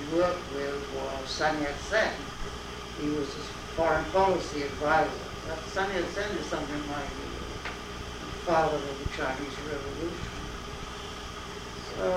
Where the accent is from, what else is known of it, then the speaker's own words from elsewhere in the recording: London, United Kingdom; first language English; moved away; also born or lived in West Indies; I was born actually in the West Indies, and then at the age of 4, I went to England, and I got my main education at London University